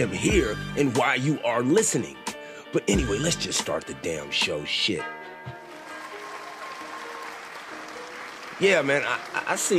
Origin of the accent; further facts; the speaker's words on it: Sacramento, California, United States; I grew up in Sacramento.